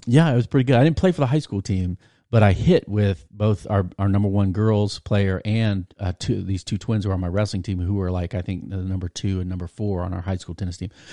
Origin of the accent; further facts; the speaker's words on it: Virginia Beach, Virginia, United States; I grew up in Virginia Beach. My dad was a naval officer